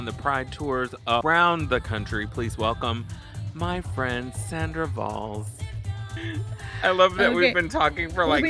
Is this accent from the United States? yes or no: yes; Dallas, Texas, United States; In Dallas.